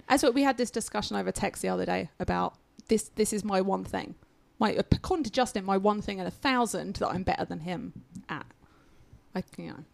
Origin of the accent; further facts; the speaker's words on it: United Kingdom; now in United States; I am still British